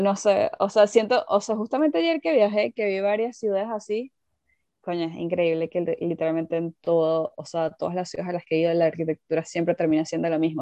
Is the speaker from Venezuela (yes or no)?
yes; Venezuela; moved away as an adult; now in United Kingdom; yo vengo de Venezuela